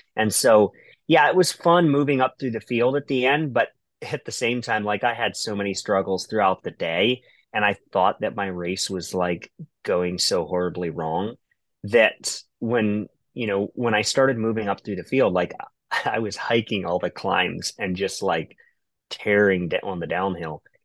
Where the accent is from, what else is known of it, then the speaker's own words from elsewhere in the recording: Ohio, United States; I'm from Ohio